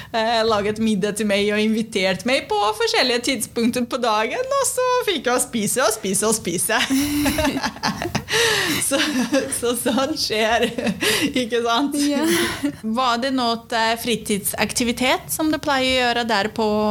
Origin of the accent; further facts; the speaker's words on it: Brazil; Norwegian is a second language; also born or lived in Sweden; now in Norway; så er jeg fra Brasil.